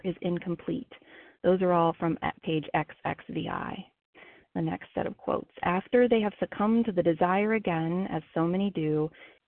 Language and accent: English; Ohio, United States; moved away as an adult; now in South Carolina, United States; I am from Ohio, recently relocated, and now living in South Carolina as of this past week